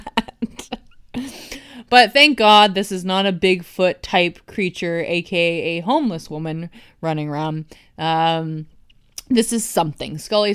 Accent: East Coast, United States; Well, I'm from the East Coast and I say eco.

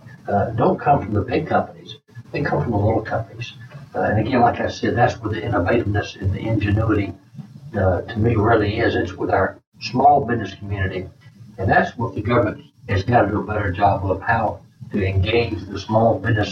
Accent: Walterboro, South Carolina, United States; moved away; I grew up in Walterboro. My mom and dad ran the Western Auto Store.

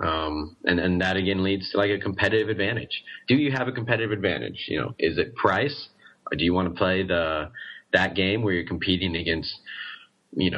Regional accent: Oregon, United States; moved away as an adult; now in Guangzhou, China; I'm from Oregon

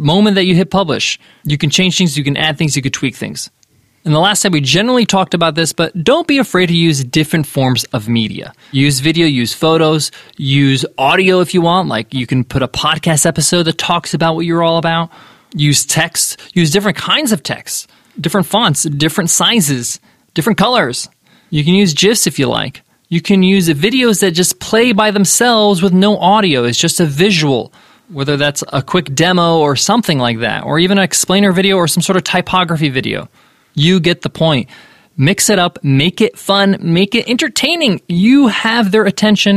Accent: United States; I'm an American with Egyptian parents

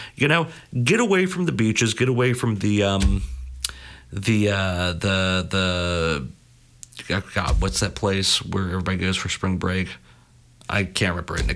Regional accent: United States; the United States being my my home country

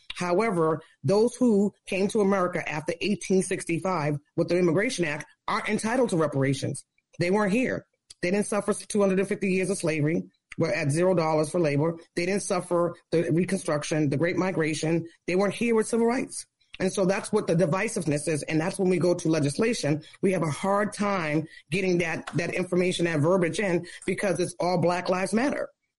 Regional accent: Boston, Massachusetts, United States; moved away; I am from Boston. Okay. Yes, I just lived in other states.

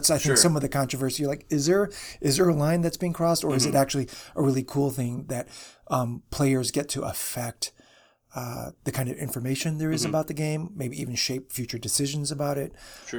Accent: Chicago, Illinois, United States; So I am from the Chicago area, so I get to call dibs.

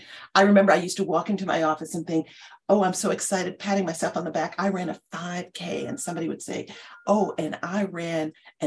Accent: New York City, New York, United States; also born or lived in Riverdale, New York; growing up in the South Bronx, although they were able to get me out of the South Bronx

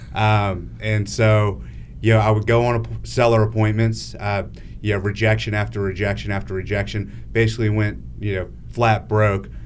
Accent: Northern Virginia, United States; moved away as an adult; I grew up in Northern Virginia, and, um, Yeah, when I was living there, I lived there till I was twenty-four years old.

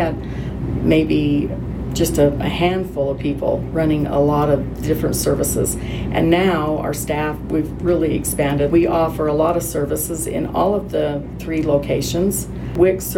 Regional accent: Summit County, Utah, United States; Born and raised in Summit County, been here for many, many years

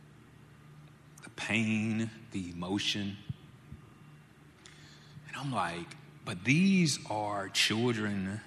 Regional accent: Jackson, United States; Born and raised in Jackson myself, I love being in Jackson.

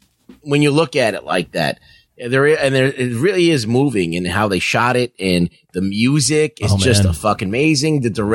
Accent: New York, United States; As a New Yorker, it's embarrassing.

